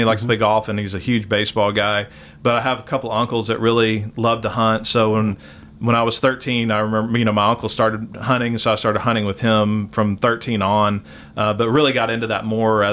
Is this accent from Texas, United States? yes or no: yes; Austin, Texas, United States; also born or lived in Waco, Texas / San Antonio, Texas / New Braunfels, Texas; from 6 to 16, we lived in Austin